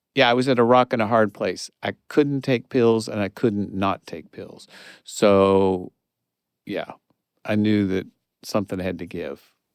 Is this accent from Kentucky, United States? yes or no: yes; Kentucky, United States; moved away as an adult; it was my hometown